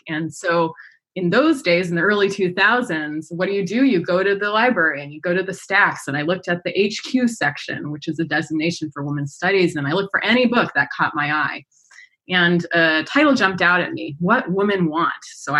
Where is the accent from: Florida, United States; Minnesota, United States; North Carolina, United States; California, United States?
California, United States; Escondido; I grew up in Southern California, in Escondido, actually.